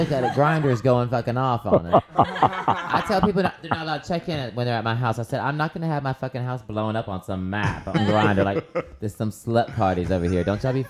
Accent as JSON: {"language": "English", "region": "the South", "country": "United States", "said": "I'm from the South."}